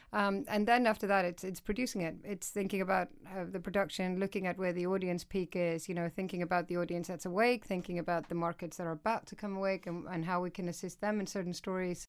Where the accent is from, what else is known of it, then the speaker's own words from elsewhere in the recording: Iceland; moved away as an adult; now in United Kingdom; I'm originally from Iceland. So I moved over here when I was sort of in my mid-twenties